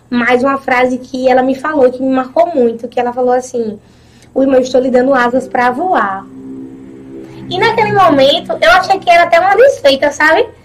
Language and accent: Portuguese; Pedra de Fogo, Paraíba, Brazil; also born or lived in Santa Rita / Conde; Eu nasci em Pedra de Fogo, sou natural de Pedra